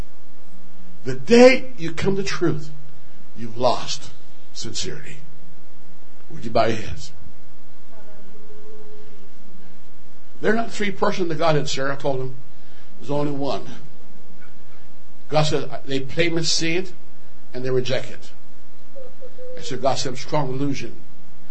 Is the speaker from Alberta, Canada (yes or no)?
yes; Alberta, Canada; I'm from Alberta